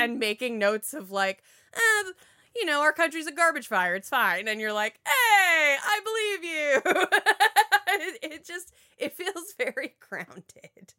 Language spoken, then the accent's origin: English; Florida, United States; I'm from Florida.